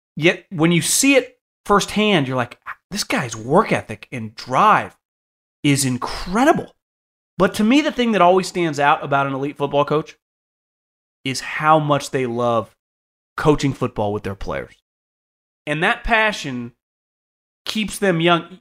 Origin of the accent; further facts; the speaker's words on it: Northern California, United States; moved away; also born or lived in Philadelphia; I grew up in Northern California